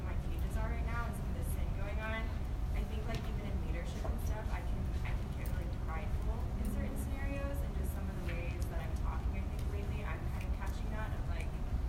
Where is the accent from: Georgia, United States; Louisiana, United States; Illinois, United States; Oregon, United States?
Georgia, United States; Atlanta; I'm from Atlanta, Georgia, at Georgia Tech.